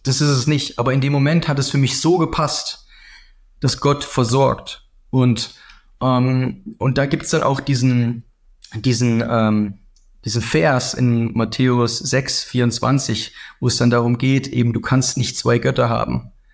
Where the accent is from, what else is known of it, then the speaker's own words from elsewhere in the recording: Southern Germany, Germany; Ich komme ganz aus dem Süden